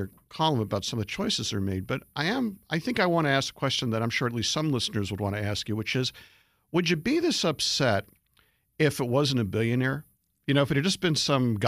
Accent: Philadelphia, Pennsylvania, United States; I'm a Philadelphian, and you can say, too bad, but I am. I grew up in Philly

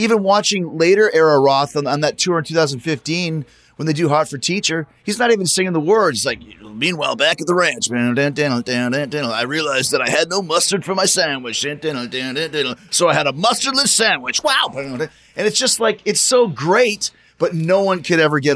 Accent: Winnipeg, Manitoba, Canada; I grew up in Winnipeg

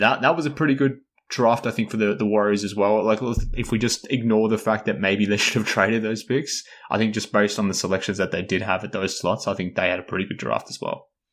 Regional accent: Australia; accent: Australian; I am Australian

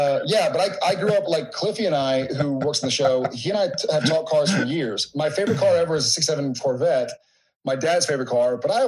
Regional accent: Texas, United States; I grew up in Texas

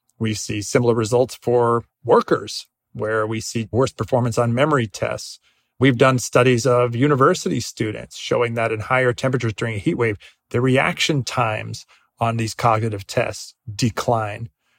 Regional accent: Northeast, United States; I grew up in the Northeast. We never had school closures due to heat, even in June.

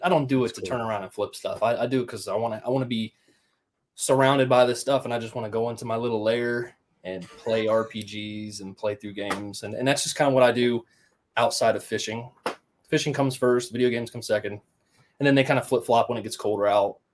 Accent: Riverside, Ohio, United States; I grew up in Riverside, Ohio

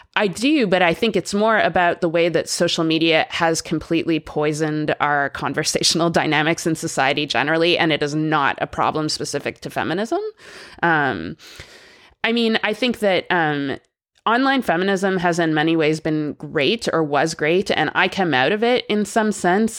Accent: Canada; I'm Canadian and I grew up there

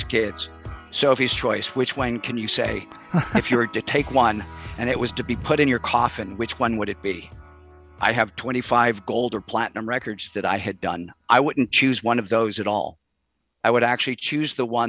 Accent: Chicago, Illinois, United States; moved away as an adult; I grew up in Chicago

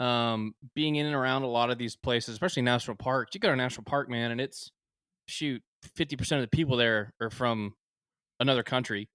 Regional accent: Prosper, Texas, United States; now in Waco, United States; I'm from north of Dallas, small town called Prosper

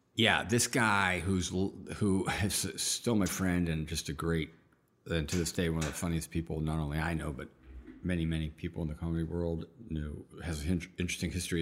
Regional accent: outside of Pittsburgh, Pennsylvania, United States; I was born outside of Pittsburgh

